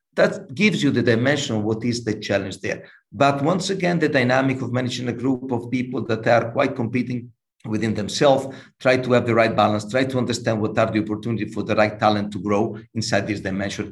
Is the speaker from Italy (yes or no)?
yes; Imola, Emilia-Romagna, Italy; I was born in Imola. So, for the ones that knows a little bit more about motorsport, Imola is a small city close to Bologna, north of Italy